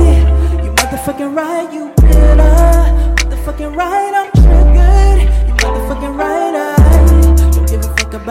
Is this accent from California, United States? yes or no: no; New York, United States; I'm from New York